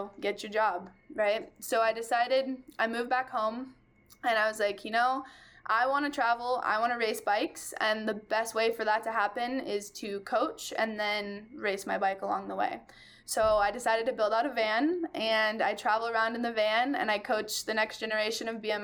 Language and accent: English; Bend, Oregon, United States; I was born and raised in Bend, small town